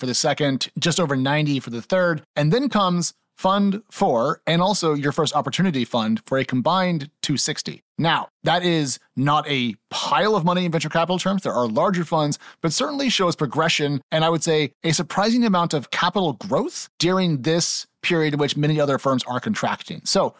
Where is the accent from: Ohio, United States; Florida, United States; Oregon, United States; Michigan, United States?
Oregon, United States; moved away as an adult; also born or lived in San Francisco; now in East Coast, United States; I'm from Oregon originally, San Francisco is my spiritual and heart home